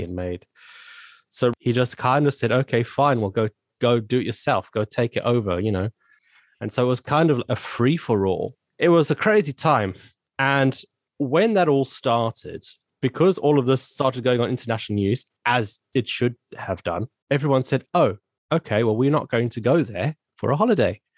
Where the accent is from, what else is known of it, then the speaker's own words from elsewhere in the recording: Zimbabwe; moved away as an adult; also born or lived in South Africa; now in United Kingdom; I was born and raised in Zimbabwe, which is a country in Southern Africa